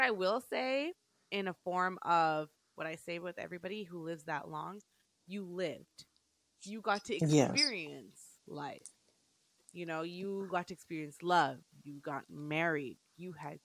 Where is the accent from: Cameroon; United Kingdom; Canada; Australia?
Canada; also born or lived in Jamaica; we're Canadian